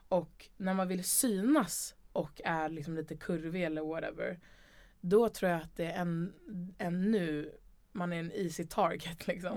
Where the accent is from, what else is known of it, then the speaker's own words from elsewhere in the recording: Stockholm, Stockholm County, Sweden; also born or lived in Umeå / Gröndal, Liljeholmen; sen så ville mamma och pappa flytta till hus och då flyttade vi till Älvsjö